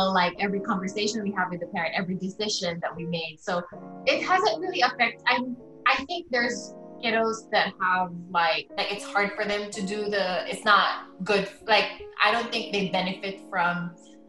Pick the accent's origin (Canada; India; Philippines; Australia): Philippines; moved away as an adult; now in San Antonio, United States; I grew up in the Philippines. I did my school there.